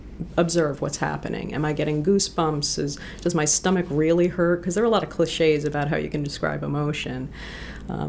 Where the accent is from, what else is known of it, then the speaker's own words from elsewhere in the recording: New Hampshire, United States; moved away as an adult; also born or lived in New Jersey / Boston / Los Angeles; now in Maine, United States; I grew up in New Hampshire. I was born in New Jersey, but my parents went back to the land in 1970.